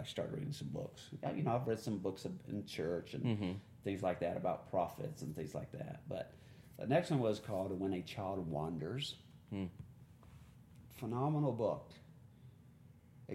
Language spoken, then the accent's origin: English; the South, United States; I'm from the South.